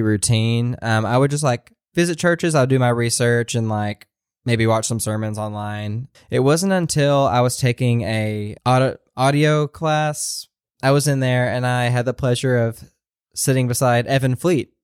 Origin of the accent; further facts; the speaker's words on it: Maryville, Tennessee, United States; moved away as an adult; I grew up in Maryville, like, which is around the Knoxville area